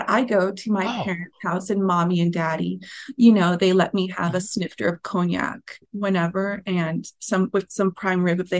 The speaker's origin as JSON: {"language": "English", "country": "United States", "said": "i think we should just look back to our cinematic history as an American people"}